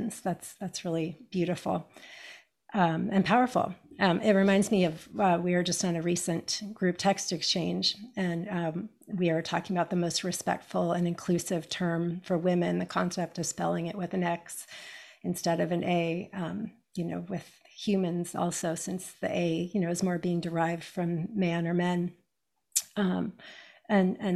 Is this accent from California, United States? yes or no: yes; California, United States; I grew up in America, in California